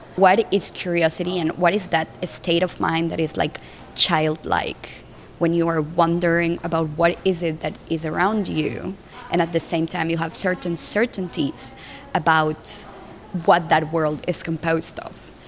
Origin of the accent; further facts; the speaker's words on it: Colombia; moved away as an adult; also born or lived in Mexico / Brussels; I'm from Colombia and I grew up in Colombia